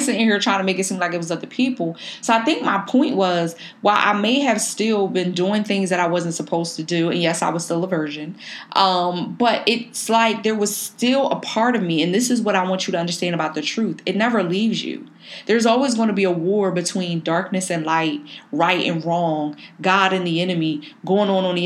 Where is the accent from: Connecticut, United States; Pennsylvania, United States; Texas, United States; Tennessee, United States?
Pennsylvania, United States; Philadelphia; growing up in North Philly